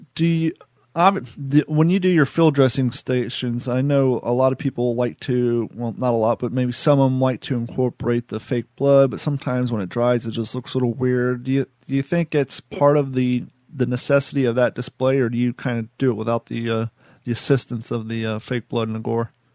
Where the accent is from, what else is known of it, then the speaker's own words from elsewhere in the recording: Columbus, Ohio, United States; also born or lived in southern Florida; now in Florida, United States; I grew up in Columbus, Ohio, but I didn't get into reenacting until I moved down here to the southern tip of Florida.